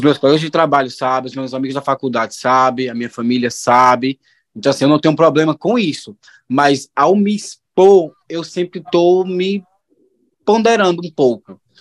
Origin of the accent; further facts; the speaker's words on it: Juazeiro, Bahia, Brazil; eu sou de Juazeiro, da Bahia